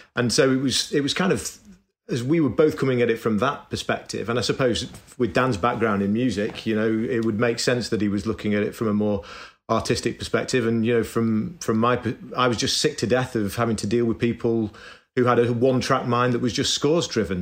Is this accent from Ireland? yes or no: no; Manchester, North West England, United Kingdom; I grew up in Manchester in, in northern England